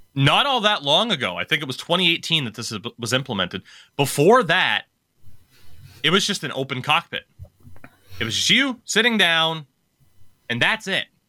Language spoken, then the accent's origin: English; Maine, United States; here in my home state